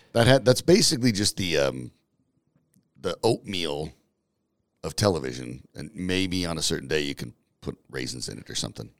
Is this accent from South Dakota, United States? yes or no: no; Franktown, Colorado, United States; I grew up in Franktown